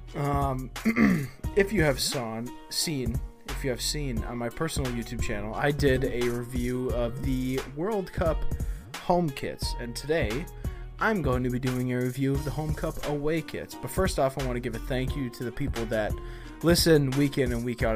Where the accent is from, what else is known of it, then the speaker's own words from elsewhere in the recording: United States; the United States, my home country